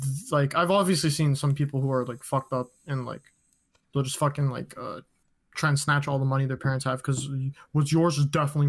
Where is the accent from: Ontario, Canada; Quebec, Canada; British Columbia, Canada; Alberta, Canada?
Ontario, Canada; I'm from Ontario.